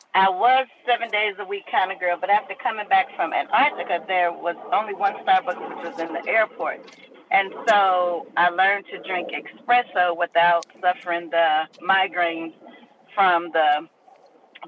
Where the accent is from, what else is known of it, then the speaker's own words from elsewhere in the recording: Miami, Florida, United States; I ran while in high school, growing up in Miami, Florida